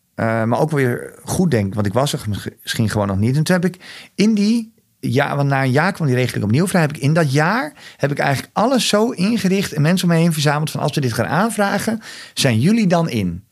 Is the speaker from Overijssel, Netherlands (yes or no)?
yes; Overijssel, Netherlands; het is mijn geboortegrond ik voel me hier thuis